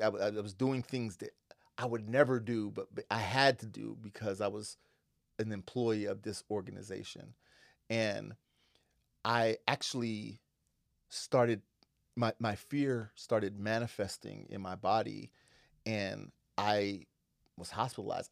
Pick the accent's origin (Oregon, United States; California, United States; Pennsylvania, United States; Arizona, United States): Pennsylvania, United States; Western; now in Seattle, United States; I grew up in Western Pennsylvania